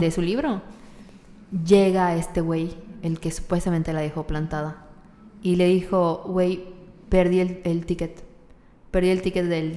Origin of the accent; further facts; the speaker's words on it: Mexico; soy mexicana